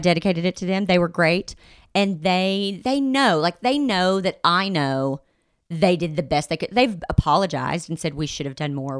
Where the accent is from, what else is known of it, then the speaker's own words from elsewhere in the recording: the Bible Belt, United States; I grew up in the Bible Belt